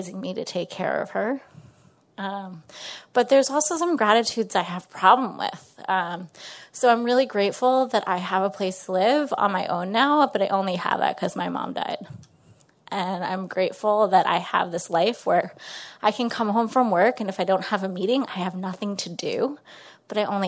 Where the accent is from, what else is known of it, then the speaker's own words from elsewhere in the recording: Westchester County, New York, United States; I'm from Westchester County, New York, right outside the city